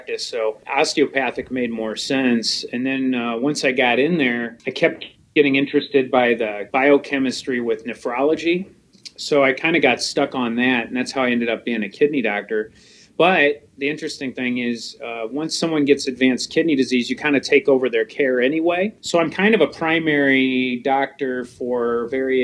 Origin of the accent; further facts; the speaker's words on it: St. Louis, Missouri, United States; accent: Missouri; I'm from St. Louis, Missouri.